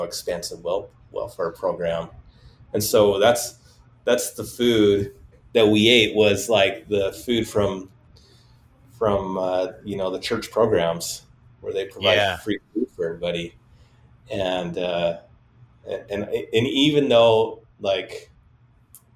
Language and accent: English; Salt Lake City, Utah, United States; I grew up in Glendale area, which is right next to Rose Park. And this is all part of Salt Lake City